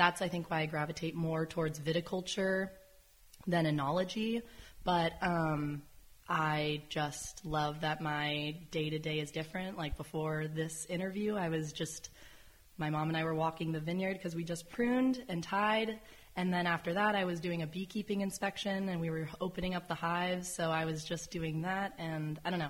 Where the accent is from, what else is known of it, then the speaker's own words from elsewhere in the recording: Sonoma, California, United States; This is my childhood home. We moved here when I was three into this home. We were living more in the town of Sonoma, so now we're technically Carneros, but yeah.